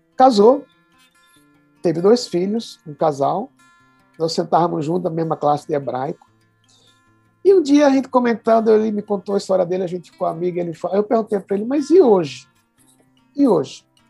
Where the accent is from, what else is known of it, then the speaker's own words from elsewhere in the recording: Pernambuco, Brazil; now in São Paulo, Brazil; sou pernambucano de coração e de nascimento